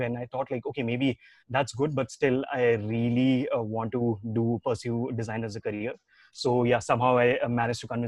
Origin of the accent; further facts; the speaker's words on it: Dehradun, Uttarakhand, India; moved away as an adult; also born or lived in Delhi; now in Bangalore, India; I'm not from Bangalore and then I'm from a small city called Dehradun, which is like, it's a valley.